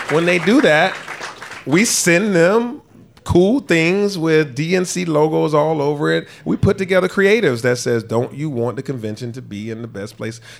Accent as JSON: {"language": "English", "town": "Atlanta", "region": "Georgia", "country": "United States", "tie": "born or raised there", "said": "me being born and raised in Atlanta. You know, my neighborhood that I grew up in and the neighborhood I live in now were annexed around the same year that Buckhead was annexed into the city in the 50s."}